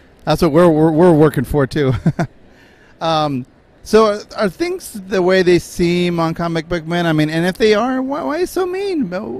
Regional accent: Washington, United States; We're from Washington

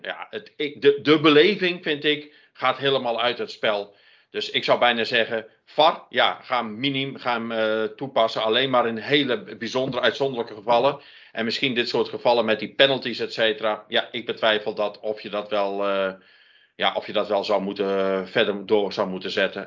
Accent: Friesland, Netherlands; now in North Brabant, Netherlands; ik ben eh, geboren in Friesland, maar woon al heel lang in het Brabantse. Dus ik voel me een Brabantse Fries.

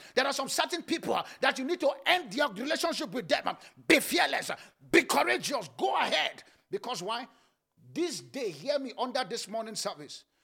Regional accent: Nigeria; born or raised there

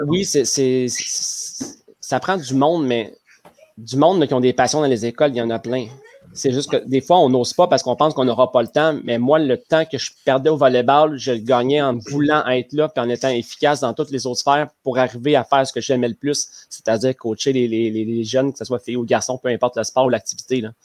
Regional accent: Le Bic, Quebec, Canada; je viens du Bic, à côté de ah Rimouski, un petit village. Et c'est là que j'ai fait toutes mes études, mon cégep, mon université.

